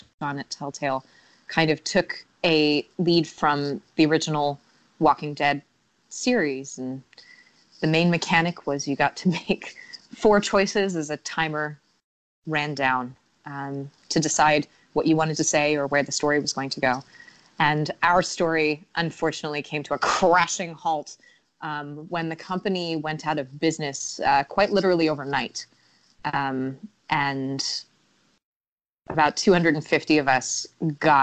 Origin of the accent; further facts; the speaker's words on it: United States; now in Spain; I'm American